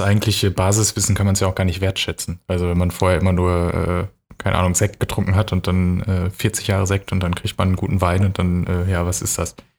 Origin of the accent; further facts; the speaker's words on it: North Rhine-Westphalia, Germany; moved away as an adult; also born or lived in Hamburg / Hannover / Augsburg; ich komme aus Nordrhein-Westfalen und ähm, bei uns ist es schon so, dass es ein, zum Beispiel ein starkes Krombacher Gebiet ist